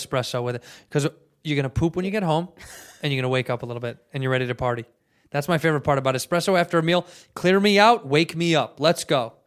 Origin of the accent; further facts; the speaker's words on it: United States; I'm American